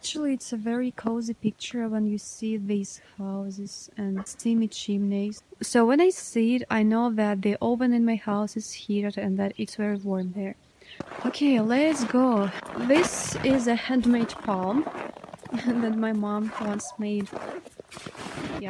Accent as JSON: {"language": "English", "town": "Spassk-Dalny", "region": "Primorsky Krai", "country": "Russia", "tie": "born or raised there", "said": "I live in the far east of Russia, and now I'm in my hometown Spassk"}